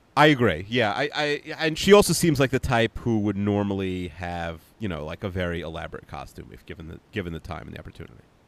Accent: United States; moved away as an adult; I grew up in America

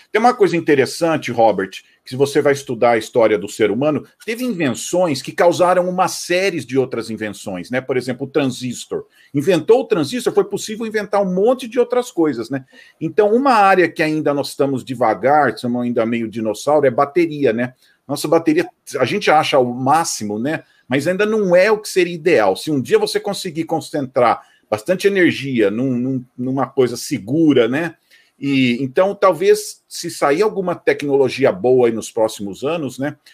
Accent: Campinas, São Paulo, Brazil; eu sou de Campinas

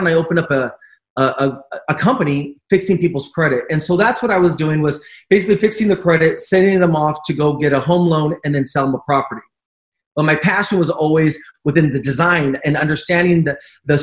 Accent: Orange County, California, United States; also born or lived in Los Angeles / Palm Springs / Long Beach; I was raised in Orange County, and I've resided pretty much all over LA, Orange County.

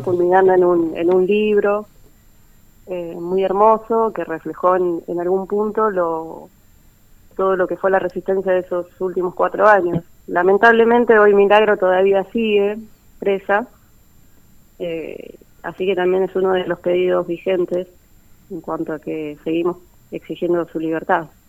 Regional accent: Trelew, Chubut, Argentina; moved away as an adult; now in Buenos Aires, Argentina; yo vivo en Capital Federal, si bien soy de Trelew, hace cerca de 10 años que ya estoy desarrollando mi carrera acá

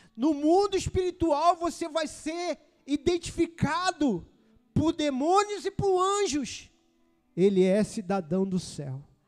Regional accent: Brazil; Sou cidadão brasileiro. Eu nasci no Brasil.

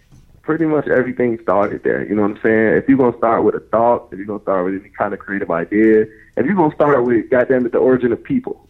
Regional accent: Chicago, Illinois, United States; I'm from the South Side of Chicago, Wild Hunters. Born and raised.

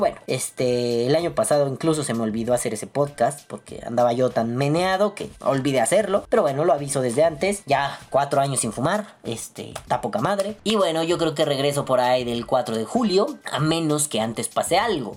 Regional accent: Mexico; como mexicanos

